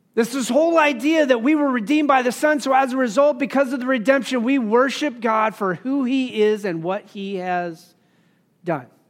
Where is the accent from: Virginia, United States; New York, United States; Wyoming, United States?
Wyoming, United States; growing up in Wyoming